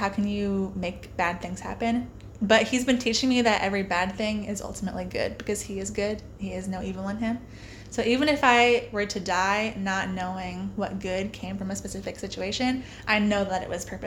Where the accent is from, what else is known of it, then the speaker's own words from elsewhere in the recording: Center Point, Iowa, United States; moved away as an adult; now in Gainesville, United States; I am from Center Point, Iowa